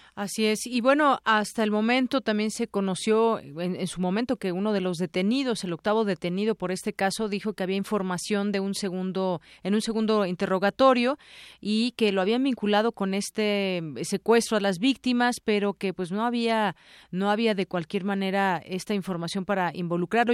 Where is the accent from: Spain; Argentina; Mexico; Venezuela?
Mexico; quienes somos mexicanos